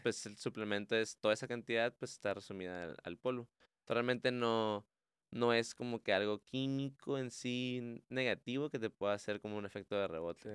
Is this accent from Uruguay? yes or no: no; Mexico; nuestra dieta como mexicanos